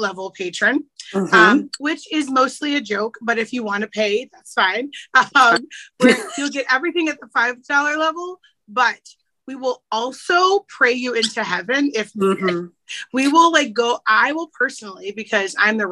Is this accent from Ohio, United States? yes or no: no; Chicago, Illinois, United States; my hometown